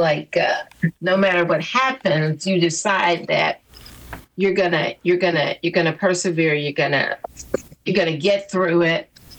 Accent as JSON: {"language": "English", "region": "Alabama", "country": "United States", "tie": "born or raised there", "said": "We grew up in Alabama. We just happened to grow up. Our mothers graduated from high school together."}